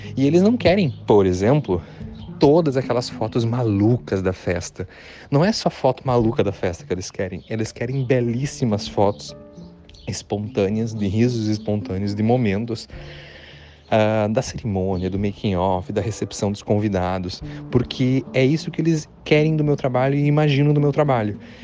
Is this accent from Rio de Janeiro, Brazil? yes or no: no; near the Paraná border, interior of Santa Catarina, Brazil; moved away as an adult; also born or lived in Florianópolis, Brazil; now in Uruguay; Eu sou do, do, do interior de Santa Catarina, divisa com o Paraná